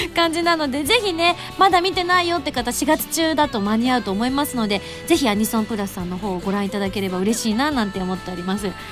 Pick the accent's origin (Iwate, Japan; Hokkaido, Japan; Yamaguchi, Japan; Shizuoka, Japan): Yamaguchi, Japan; moved away; 地元に戻って歌を歌うっていう機会があった